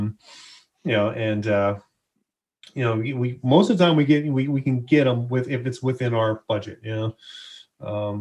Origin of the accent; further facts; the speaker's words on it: Hawaii, United States; I grew up in Hawaii